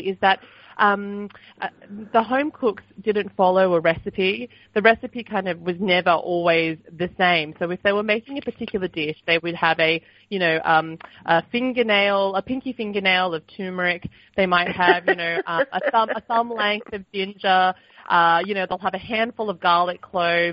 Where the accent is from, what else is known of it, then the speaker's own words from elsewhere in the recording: Sydney, New South Wales, Australia; I was a little girl growing up in Sydney